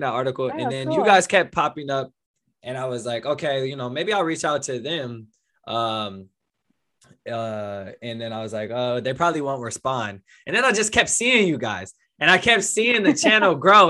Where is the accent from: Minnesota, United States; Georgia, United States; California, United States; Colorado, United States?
California, United States; I'm from California